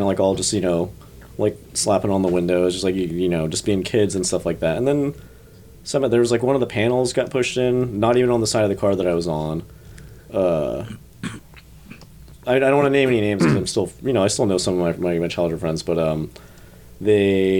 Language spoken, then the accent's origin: English; New Jersey, United States; I grew up in Jersey, part of a big, big, big Catholic family.